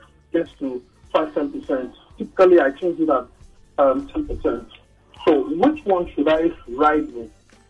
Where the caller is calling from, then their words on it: Edmonton, Alberta, Canada; I'm calling from Edmonton, Canada.